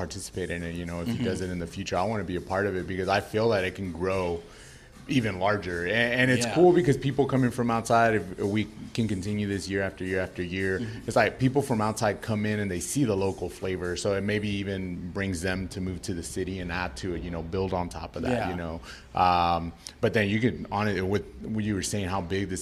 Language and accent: English; Fort Worth, Texas, United States; I grew up in the South Side